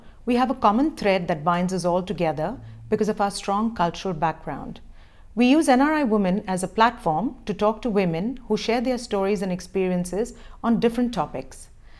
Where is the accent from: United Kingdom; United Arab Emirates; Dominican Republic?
United Arab Emirates; Dubai; moved away as an adult; also born or lived in New York City; I was born and brought up in Dubai, but I moved back to Dubai 3.5 years ago with our kids. We moved from New York City.